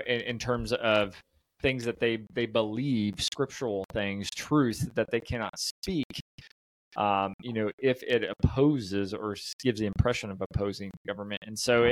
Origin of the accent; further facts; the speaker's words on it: United States; us Americans